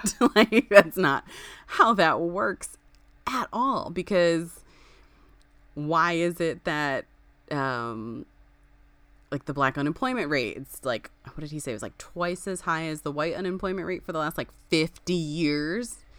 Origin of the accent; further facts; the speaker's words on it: Springfield, United States; I grew up in Springfield. I went to school in Springfield